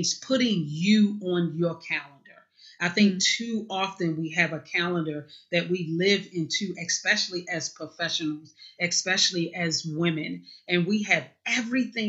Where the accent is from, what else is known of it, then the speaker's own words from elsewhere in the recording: Baltimore, Maryland, United States; now in Parkton, United States; I was born in Baltimore City. Right now I live in Parkton, Maryland, which is actually about 35, 40 minutes north of Baltimore City, but born and raised in Baltimore City